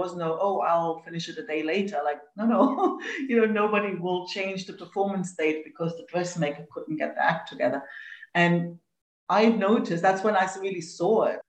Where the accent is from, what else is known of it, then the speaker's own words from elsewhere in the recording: East Germany, Germany; I grew up in East Germany